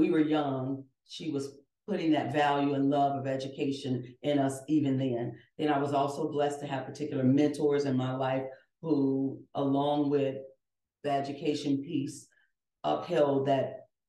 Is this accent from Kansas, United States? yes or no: no; Chicago, Illinois, United States; born and raised in Chicago